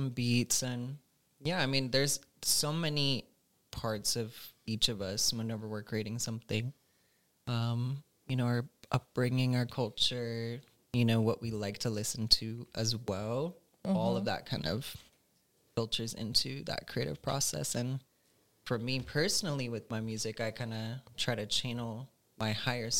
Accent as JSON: {"language": "English", "country": "United States", "tie": "born or raised there", "said": "growing up in the States"}